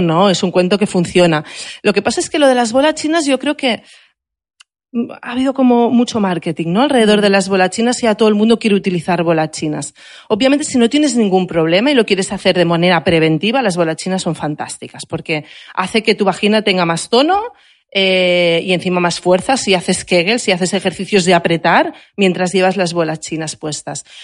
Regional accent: Barcelona, Catalonia, Spain; yo que soy de Barcelona

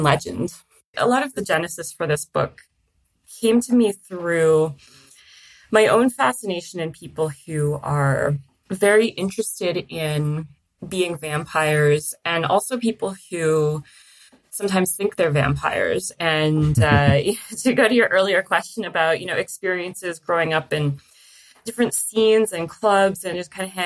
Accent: Toronto, Ontario, Canada; I grew up in Toronto in Canada

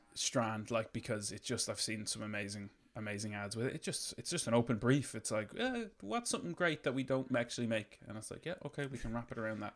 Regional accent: Ireland; we grew up in Ireland in the fucking nineties

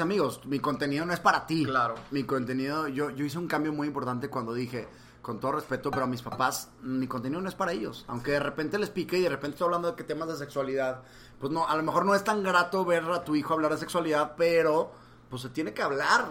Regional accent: Monterrey, Nuevo León, Mexico; moved away as an adult; also born or lived in Mexico City; Yo viví aquí, aquí crecí

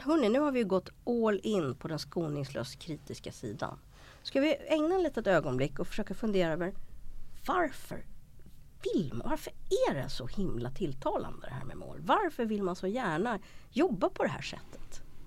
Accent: Sweden; som svensk

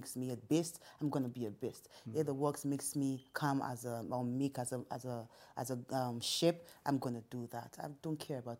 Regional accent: Rivers State, Nigeria; So I'm from Ikwerre. We're very stubborn. We're extremely stubborn people.

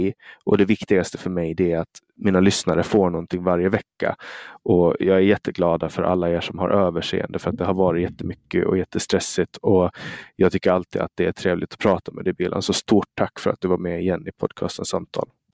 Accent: Åland, Finland

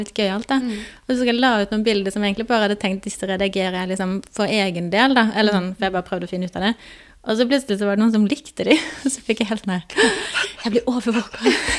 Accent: Grimstad, Agder, Norway; moved away as an adult; now in Oslo, Norway; kommer jeg fra Grimstad på Sørlandet

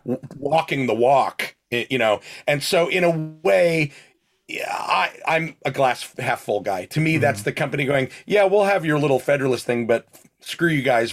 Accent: Spring Lake, New Jersey, United States; moved away; also born or lived in Red Bank, New Jersey; I was born in Red Bank and lived in Spring Lake.

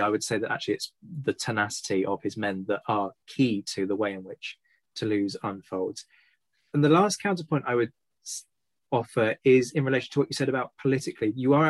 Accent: United Kingdom; I say this as a Brit

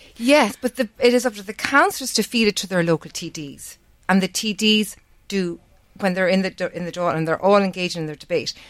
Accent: Navan, Leinster, Ireland; Navan's my, my hometown. I've lived here most of my life.

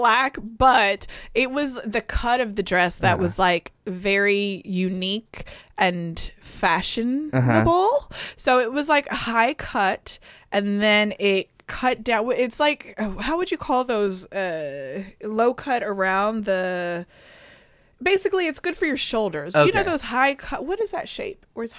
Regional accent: Chicago, Illinois, United States; born there; I was born in Chicago and I'm a Bulls fan forever.

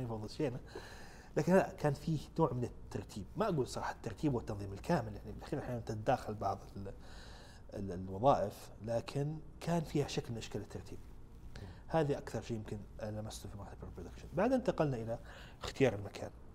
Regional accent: Saudi Arabia; احنا عندنا في السعوديه هنا

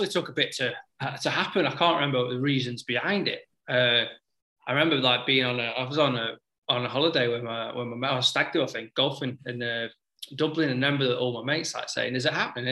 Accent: Stoke-on-Trent, West Midlands, United Kingdom; I'm from Stoke and it's not too far away

